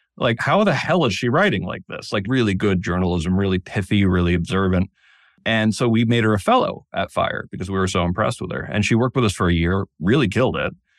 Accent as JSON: {"language": "English", "town": "Danbury", "region": "Connecticut", "country": "United States", "tie": "born or raised there", "moved": "yes", "said": "I grew up in Danbury, Connecticut"}